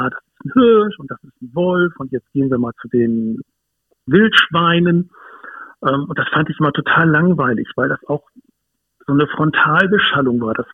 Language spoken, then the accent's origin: German; Hamburg, Germany; ich bin aufgewachsen in Hamburg, ähm, im, im östlichen Speckgürtel von Hamburg. Da ist es relativ grün, was viele vielleicht gar nicht wissen oder ahnen.